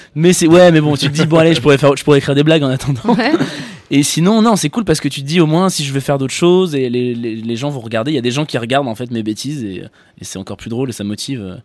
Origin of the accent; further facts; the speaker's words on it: France; J'ai 28 ans, je suis français